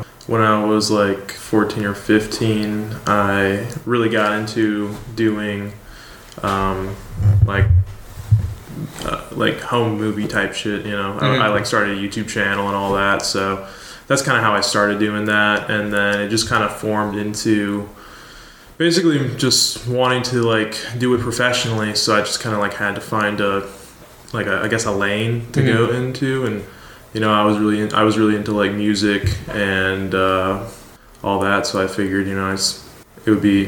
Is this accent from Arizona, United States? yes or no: no; Iowa, United States; I grew up in Iowa my whole life